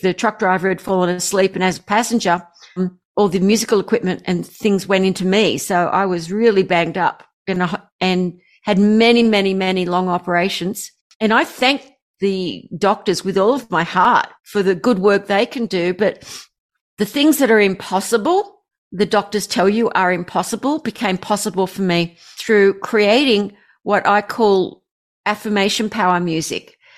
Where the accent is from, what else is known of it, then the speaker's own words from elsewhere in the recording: Australia; I'm an Aussie